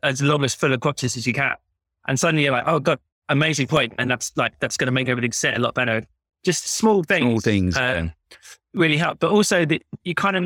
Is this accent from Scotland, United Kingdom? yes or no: no; London, United Kingdom; I'm a London boy myself. Like, I grew up in Wimbledon